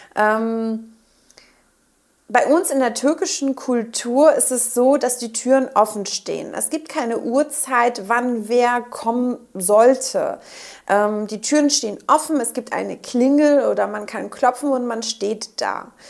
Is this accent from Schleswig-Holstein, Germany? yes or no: yes; Quickborn, Schleswig-Holstein, Germany; also born or lived in Schnelsen, Hamburg; now in Hamburg, Germany; ich komme aus äh, Quickborn